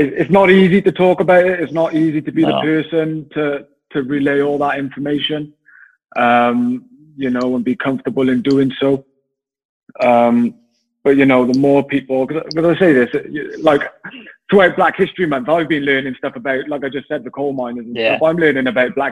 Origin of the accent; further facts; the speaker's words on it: Wales, United Kingdom; growing up, you know, being Welsh